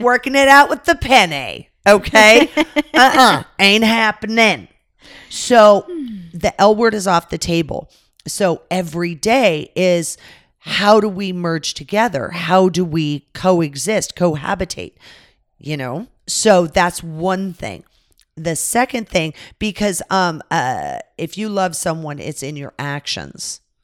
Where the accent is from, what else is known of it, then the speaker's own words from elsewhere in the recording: California, United States; moved away; I grew up in California